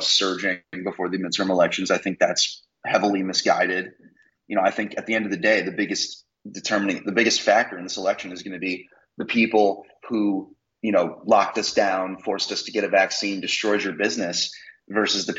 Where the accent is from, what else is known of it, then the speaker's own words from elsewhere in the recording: Philadelphia, Pennsylvania, United States; also born or lived in Connecticut; now in Virginia, United States; I grew up in the Philly area, very liberal, and I've lived in Connecticut. And now, well, I guess Virginia now counts as the first technically red state I've ever lived